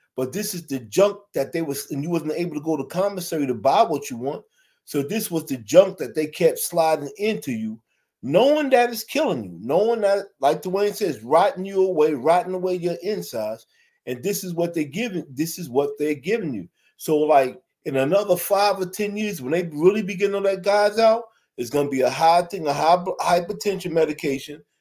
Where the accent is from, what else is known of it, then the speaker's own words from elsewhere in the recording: New York City, New York, United States; I'm from Brooklyn, New York